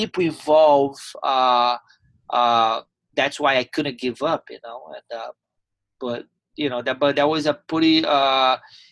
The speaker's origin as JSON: {"language": "English", "town": "Teresópolis", "region": "Rio de Janeiro", "country": "Brazil", "tie": "born or raised there", "also_born_or_lived": "Ribeirão Preto, Brazil / Delaware, United States", "second_language": "English", "moved": "as an adult", "lives_now": "Tampa, United States", "said": "My whole family was in Teresópolis. All my friends, where I grew up, my home."}